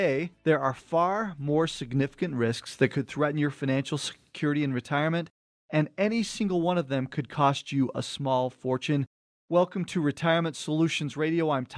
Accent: Cottonwood Heights, Utah, United States; we thought about growing up in Cottonwood Heights. We were right at the base of the mountain, right between Big and Little Cottonwood Canyon.

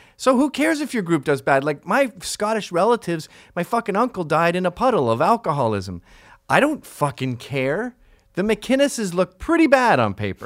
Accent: Canada; I grew up in Canada

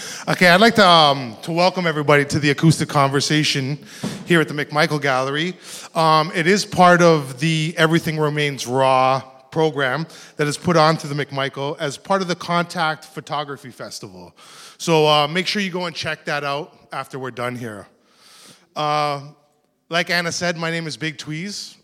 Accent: Toronto, Ontario, Canada; I grew up in Rexdale, which is not too far from here

